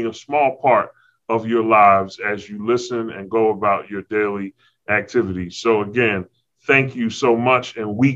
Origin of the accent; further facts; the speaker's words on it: Philadelphia, Pennsylvania, United States; now in Walla Walla, United States; I am from City of Brotherly Love, Philadelphia, Philly